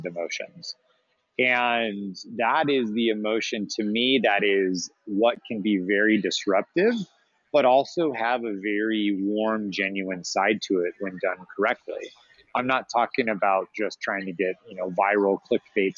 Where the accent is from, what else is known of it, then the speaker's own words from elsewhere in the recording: Arizona, United States; I'm from Arizona and there's this big Latin community and there's a very common thing here in the Southwest where the Mexican popsicle carts, we see them all the time growing up